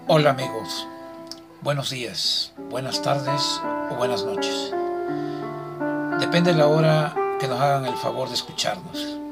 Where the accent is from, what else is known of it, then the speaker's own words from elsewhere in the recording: Cosoleacaque, Veracruz, Mexico; yo soy de Cosoleacaque, Veracruz